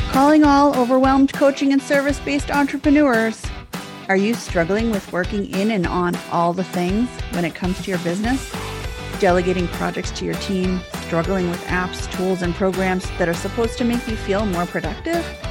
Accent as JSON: {"language": "English", "town": "Boston", "region": "Massachusetts", "country": "United States", "tie": "born or raised there", "accent": "barely Boston", "said": "I stayed, like, within five miles of the city, like, until I was twelve"}